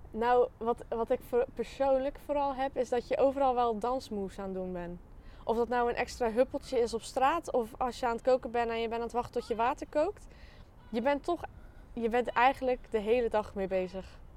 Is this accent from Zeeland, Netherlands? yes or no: yes; Axel, Zeeland, Netherlands; Ehm, ik ga naar Codarts. En eh, ja, ik kom uit Axel.